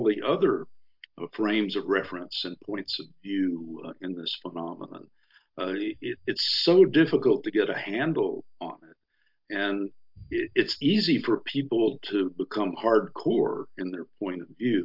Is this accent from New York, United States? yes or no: no; Texas, United States; I grew up in Texas on a cattle ranch